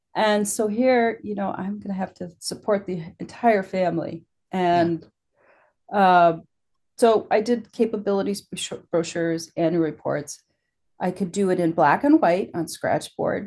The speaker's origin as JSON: {"language": "English", "region": "Illinois", "country": "United States", "tie": "born or raised there", "also_born_or_lived": "Wisconsin / New York", "moved": "as an adult", "said": "I grew up in Illinois, just close to the Wisconsin border."}